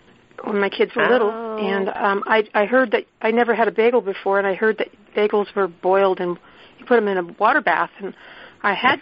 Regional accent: San Francisco, California, United States; growing up in San Francisco, we lived near a bakery

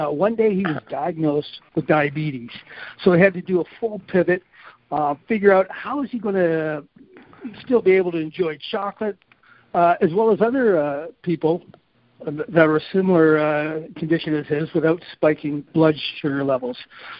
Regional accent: Canada; also born or lived in Grand Rapids, United States; Most people are saying they're surprised I'm Canadian. They say I speak more like an American, and maybe because I went to school in Michigan

